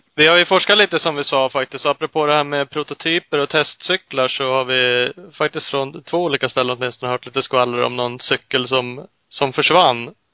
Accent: Uppsala, Uppsala County, Sweden; Vi är ju Uppsalabor i grunden både jag och Ola

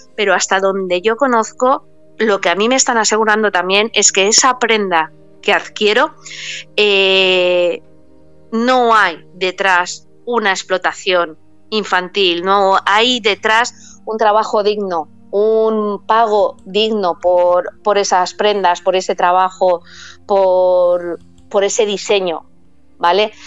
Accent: Paris, Île-de-France, France; yo nací en París

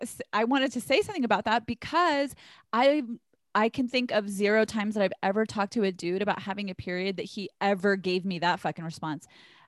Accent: the South, United States; I'm from the South, so I give you permission.

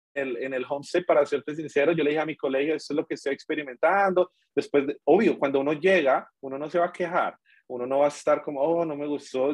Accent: Villavicencio, Meta, Colombia; moved away as an adult; also born or lived in Bogotá, Colombia; now in Darwin, Australia; yo vengo de Villavicencio, donde hace calor todo el tiempo

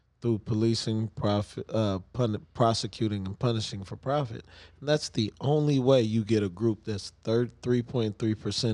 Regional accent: United States; I am an American

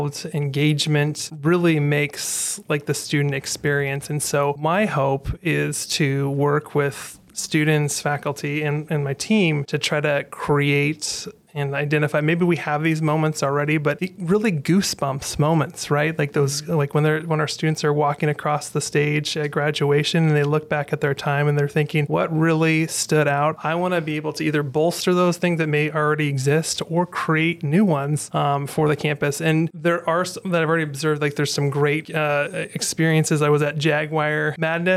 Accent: Pacific Northwest, United States; also born or lived in Florida / Fresno, California; now in Augusta, United States; I actually grew up in the Pacific Northwest, but I was born in Florida

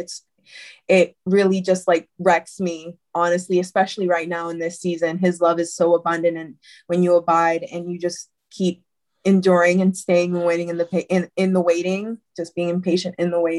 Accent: Puerto Rico; now in United States; I attended services in Puerto Rico because I'm originally from Puerto Rico. But when I moved to the States

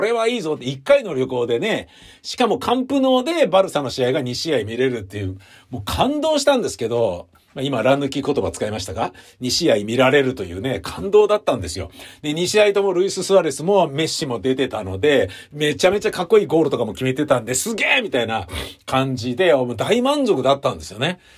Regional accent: Tokyo, Japan; also born or lived in Kichijoji, Musashino / Shimokitazawa / Meidaimae; 僕高円寺で生まれ育ち、で、18歳で吉祥寺行って、で、そっから一人暮らし始めて下北沢住んで、明大前行って

